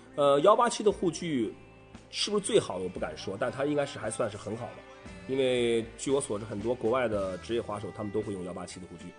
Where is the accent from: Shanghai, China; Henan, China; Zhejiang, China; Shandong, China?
Shandong, China; Qingdao; 我和管木都是青岛的